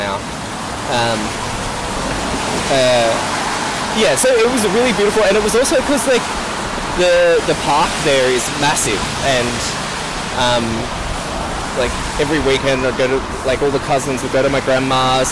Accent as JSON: {"language": "English", "town": "Kurnell", "region": "New South Wales", "country": "Australia", "tie": "born or raised there", "said": "where I grew up in Cornell"}